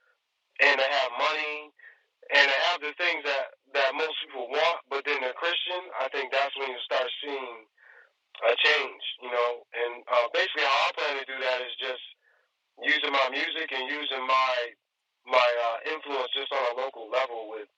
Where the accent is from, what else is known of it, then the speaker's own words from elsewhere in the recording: New York, United States; moved away; I'm originally from New York, so I tend to favor East Coast style rhyme schemes